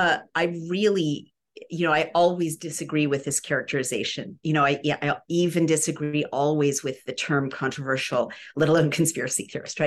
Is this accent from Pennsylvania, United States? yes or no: no; California, United States; I grew up in California.